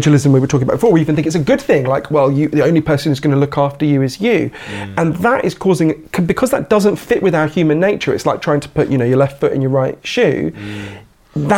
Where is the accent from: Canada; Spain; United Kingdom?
United Kingdom; Edgware, London; I grew up at the other end of the Northern Line from where we are now. I grew up in Edgware, which is the end of the Northern Line